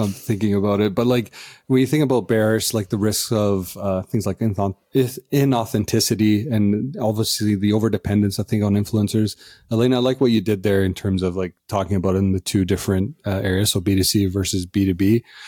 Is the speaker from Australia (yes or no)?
no; Canada; as Canadians